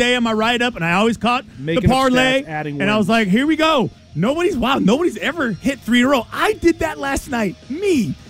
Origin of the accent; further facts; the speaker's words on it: Northridge, California, United States; I grew up in Northridge. This school, CSUN, is what it's really known by.